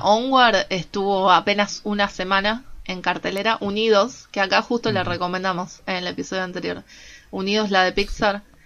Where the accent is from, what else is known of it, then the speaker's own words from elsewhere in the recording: Argentina; como argentinos ya estamos acostumbrados porque vivimos de crisis en crisis